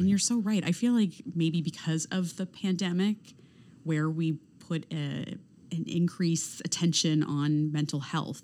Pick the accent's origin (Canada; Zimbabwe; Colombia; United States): Canada; being born and raised in Canada